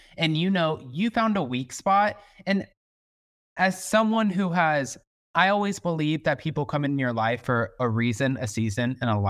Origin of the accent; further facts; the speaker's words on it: the South, United States; I'm from the South. I'm cut from a different cloth.